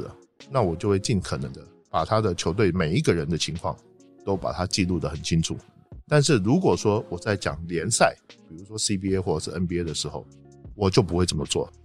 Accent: Taipei, Taiwan; moved away as an adult; now in Beijing, China; 我是从台北来的

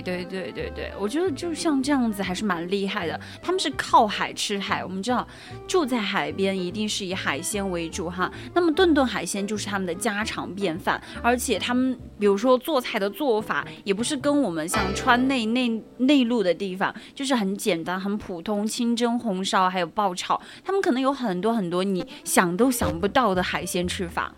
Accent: Sichuan, China; 我们从小在，嗯，四川吃的酱油饭

